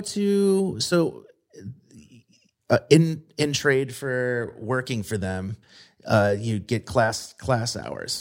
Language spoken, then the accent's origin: English; Midwest, United States; moved away as an adult; also born or lived in Brooklyn, New York; now in Pittsburgh, United States; I was a Midwestern kid